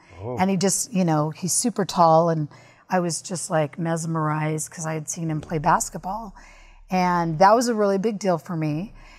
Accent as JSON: {"language": "English", "town": "Provo", "region": "Utah", "country": "United States", "tie": "born or raised there", "said": "I was born in Provo, Utah."}